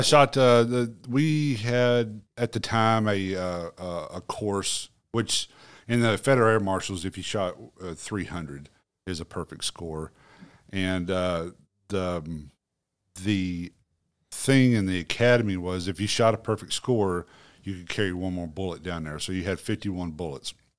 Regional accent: Marmaduke, Arkansas, United States; I'm from Marmaduke, Arkansas.

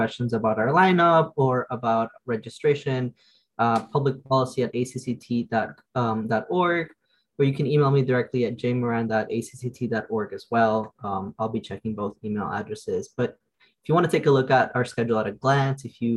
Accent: the South, United States; I'm from the South, so I don't necessarily deal with the cold as well

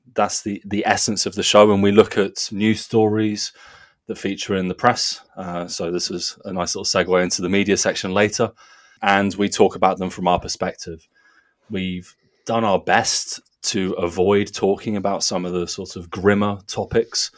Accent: Guildford, South East England, United Kingdom; moved away as an adult; also born or lived in North Germany / Portland; now in Nuremberg, Germany; I am from Guildford in Surrey in southern England.

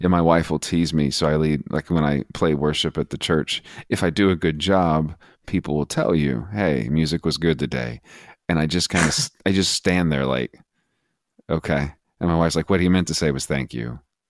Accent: Texas, United States; I grew up in West Texas, spent the bulk of my adult or young adult or adolescent life there.

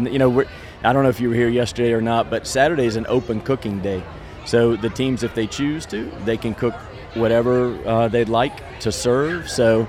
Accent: North Carolina, United States; moved away as an adult; now in New Iberia, United States; I grew up in North Carolina and came to LSU, Louisiana State University

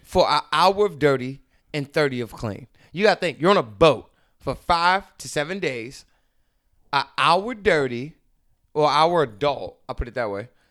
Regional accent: Baltimore, Maryland, United States; moved away as an adult; now in California, United States; I grew up in Baltimore. That's where I started doing comedy

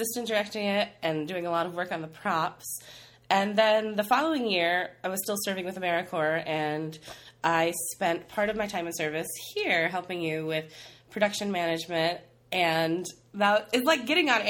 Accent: Midwest, United States; growing up in the Midwest

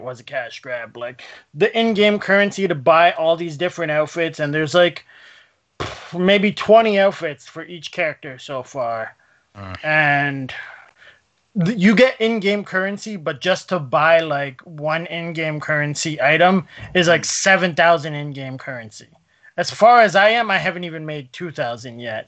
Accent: Canada; since we're Canadian

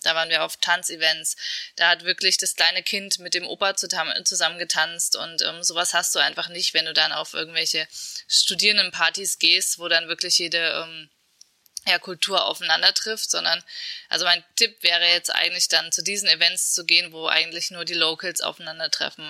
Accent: Erfurt, Thuringia, Germany; Erfurt ist nicht zu unterschätzen. Also das ist äh, meine Geburtsstadt

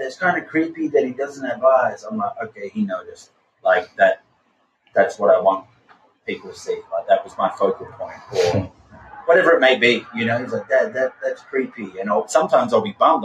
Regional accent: Australia; moved away as an adult; now in Southern California, United States; I'm an Australian soul living in America.

